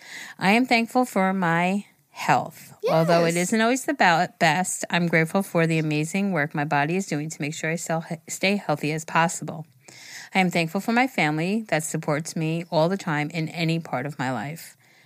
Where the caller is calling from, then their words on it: Italy; I am from Italy.